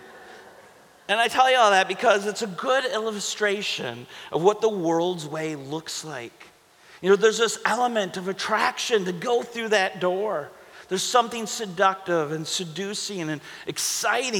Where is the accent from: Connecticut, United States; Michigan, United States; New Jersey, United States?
Michigan, United States; Holly; I was from Holly